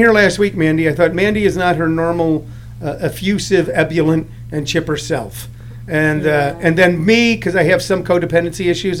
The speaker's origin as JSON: {"language": "English", "town": "St. Louis", "region": "Missouri", "country": "United States", "tie": "born or raised there", "said": "I grew up in St. Louis"}